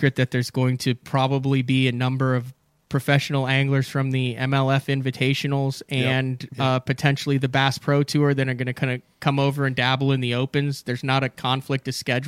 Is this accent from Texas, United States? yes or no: no; Central Illinois, United States; now in Oklahoma, United States; I grew up in Central Illinois